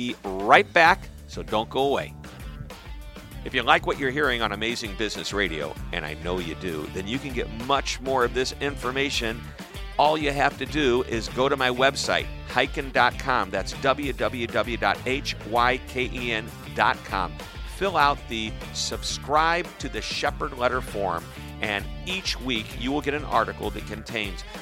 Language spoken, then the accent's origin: English; St. Louis, Missouri, United States; I'm from St. Louis.